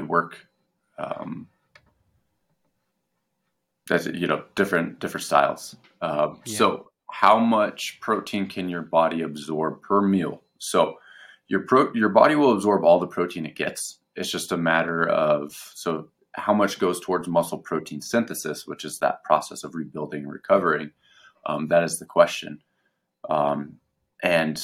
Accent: United States; we're American

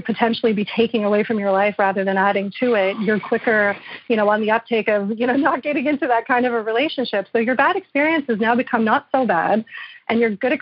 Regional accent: Montreal, Quebec, Canada; I'm from Montreal

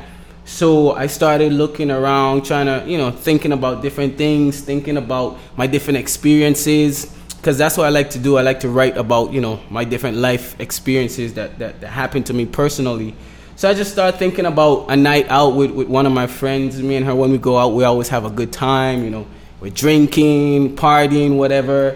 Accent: Road Town, British Virgin Islands; moved away as an adult; also born or lived in St. Thomas, U.S. Virgin Islands; now in Miami, United States; I was raised in Tortola, which is the British Virgin Islands, which is British territory.

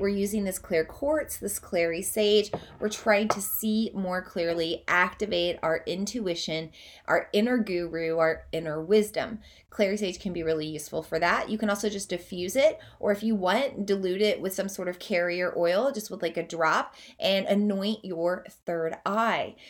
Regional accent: Oklahoma, United States; moved away as an adult; also born or lived in Southeast Iowa; now in Iowa, United States; I'm from Oklahoma. That's where I grew up. I now live in Southeast Iowa, but I spent the first eighteen years of my life in Oklahoma

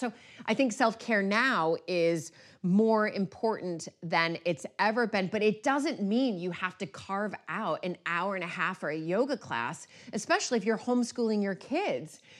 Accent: United States; now in United Kingdom; as an American

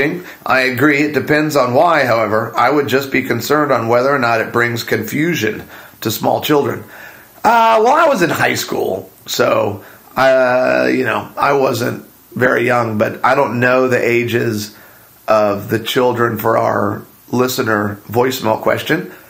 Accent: Arizona, United States; the church that my parents really loved growing up in Arizona

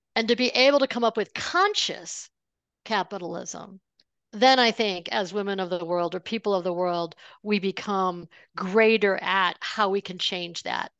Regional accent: Buffalo, New York, United States; I grew up outside of Buffalo, New York

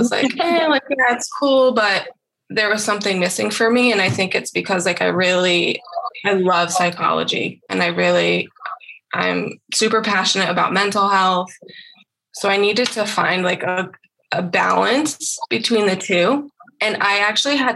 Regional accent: East Coast, United States; moved away as an adult; now in Arizona, United States; I'm from the East Coast

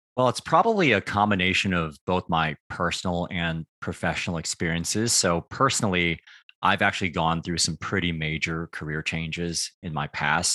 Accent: United States; also born or lived in Taiwan (ancestry); now in Beckenham, United Kingdom; I grew up in the United States

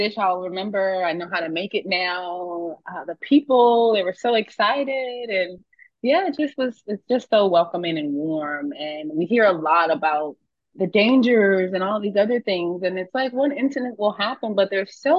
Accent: United States; moved away as an adult; I'm American

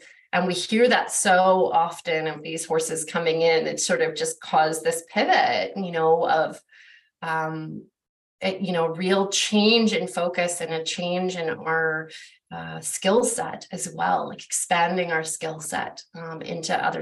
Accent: Vancouver, British Columbia, Canada; I grew up in Vancouver, which is like our biggest city here in British Columbia

